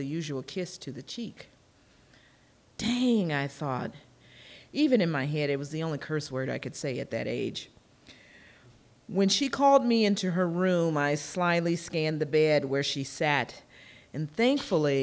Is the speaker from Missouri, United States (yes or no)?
yes; Kansas City, Missouri, United States; I grew up in Kansas City, Missouri in the 1960s and 1970s